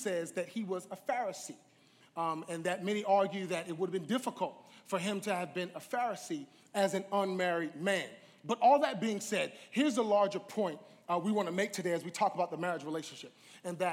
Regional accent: New York, United States; I'm from New York

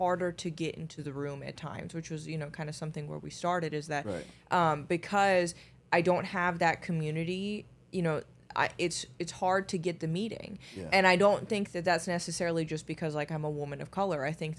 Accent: Finland; moved away; I mean, I was born in Finland, so yes.

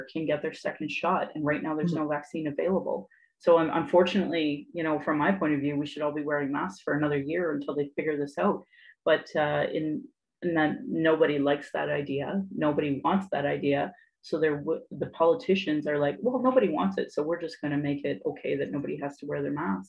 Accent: Sylvan Lake, Alberta, Canada; also born or lived in Calgary, Alberta; I grew up in Sylvan Lake, Alberta.

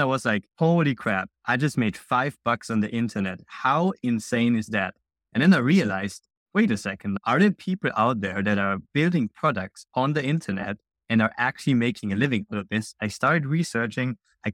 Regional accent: Austria; now in Digital nomad, no fixed country; I'm originally from Austria, now kind of digital nomading around the world

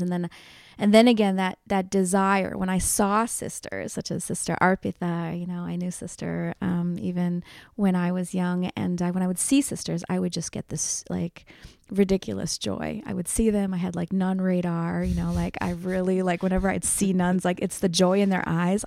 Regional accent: Philadelphia, Pennsylvania, United States; I was born and raised in Philadelphia. My parents came from India in the seventies.

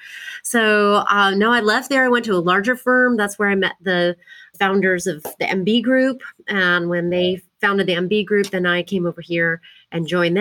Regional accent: Port Lavaca, Texas, United States; also born or lived in Austin; now in Dallas, United States; I grew up in a really small town in Texas called Port Lavaca, which is on the coast in between Houston and Corpus

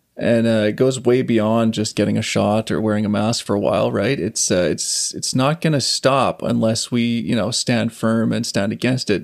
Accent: Saskatchewan, Canada; also born or lived in Calgary; now in Vancouver, Canada; I grew up on a farm in Saskatchewan

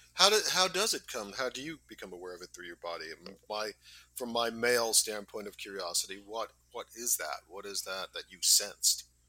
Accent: New York City, New York, United States; I'm from Staten Island

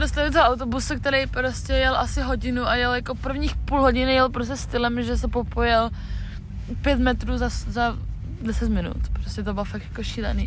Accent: Czechia; my jsme holky z Česka

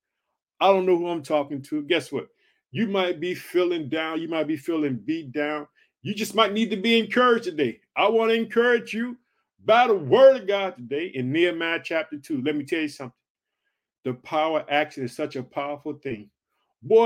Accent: Illinois, United States; born or raised there; also born or lived in Chicago

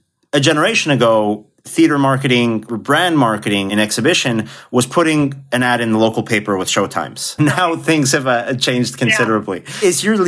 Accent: Mexico; I grew up internationally in Mexico, going to a Cinemark theater in my hometown.

